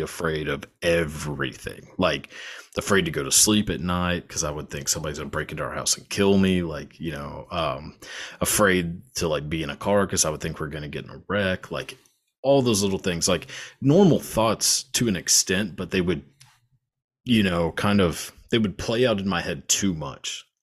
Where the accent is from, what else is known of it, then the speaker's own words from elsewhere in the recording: Texas, United States; I'm born and raised in Texas